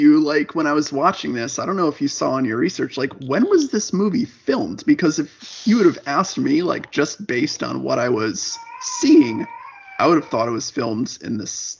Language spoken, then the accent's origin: English; East Coast, United States; now in Texas, United States; I'm from the East Coast as well